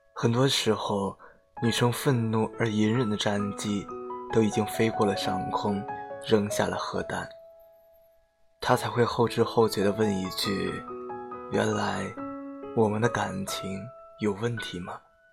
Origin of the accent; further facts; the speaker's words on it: Jiangxi, China; 我是江西人来的，我的口味真的好重，不喜欢没有味道的东西